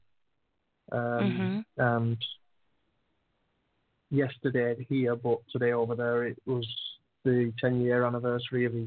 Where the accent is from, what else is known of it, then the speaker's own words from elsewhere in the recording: United Kingdom; We're British